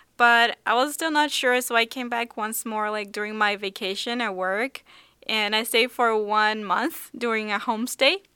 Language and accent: English; São Paulo, Brazil; now in Seoul, South Korea; I grew up in Sao Paulo in Brazil